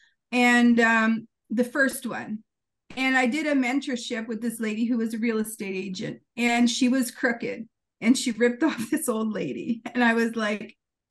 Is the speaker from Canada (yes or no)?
yes; Temagami, Ontario, Canada; I'm from Temagami originally.